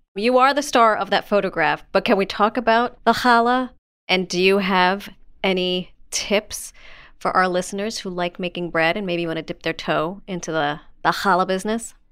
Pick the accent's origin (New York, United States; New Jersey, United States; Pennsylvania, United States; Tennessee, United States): New York, United States; New York City; growing up in the Bronx, New York, I would say I am Jew-ish